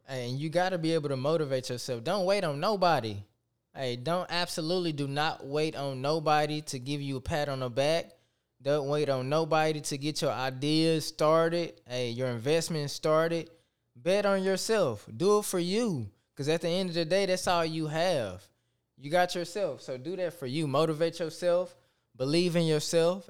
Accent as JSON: {"language": "English", "town": "Tyler", "region": "Texas", "country": "United States", "said": "I am from Tyler, Texas"}